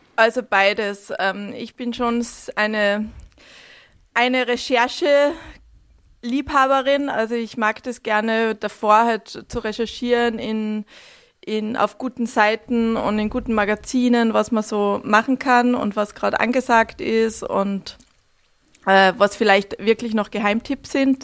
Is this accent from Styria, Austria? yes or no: no; Altenmarkt im Pongau, Salzburg, Austria; moved away as an adult; also born or lived in Hamburg / London / New York / Stockholm; ich bin ähm, in, im Land Salzburg aufgewachsen, in Altmarkt im Pongau